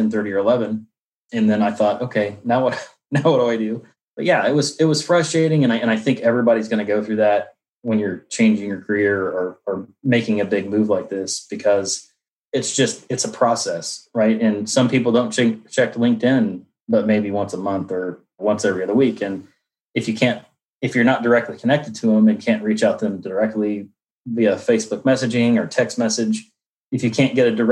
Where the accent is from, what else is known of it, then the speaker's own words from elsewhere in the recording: Indianapolis, Indiana, United States; I'm from Indianapolis, Indiana